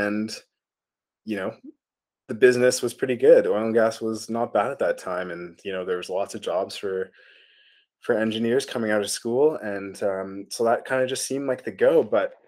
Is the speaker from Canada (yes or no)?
yes; Calgary, Alberta, Canada; moved away as an adult; also born or lived in Edmonton / Rainbow Lake / New Zealand; born and raised in Alberta, and did everything. Yeah, even did my undergraduate degree up the road in Edmonton, but spent most of my life in Calgary.